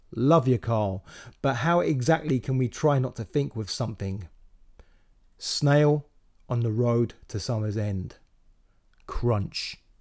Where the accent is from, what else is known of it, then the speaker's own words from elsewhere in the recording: Slough, South East England, United Kingdom; moved away as an adult; also born or lived in Windsor; now in London, United Kingdom; I grew up in Slough